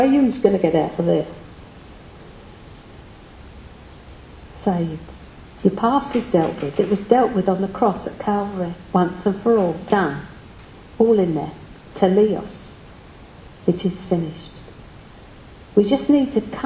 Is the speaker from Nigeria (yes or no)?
no; United Kingdom; we are British.